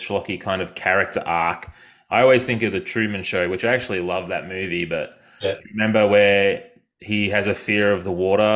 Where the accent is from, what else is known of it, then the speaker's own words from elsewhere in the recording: Yarram, Victoria, Australia; now in Queensland, Australia; I'm from Victoria and I live in Queensland.